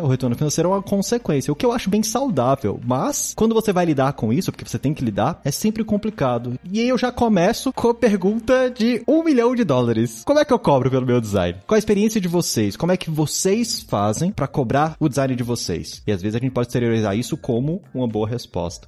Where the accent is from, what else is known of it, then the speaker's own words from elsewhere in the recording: Brasília, Federal District, Brazil; eu sou de Brasília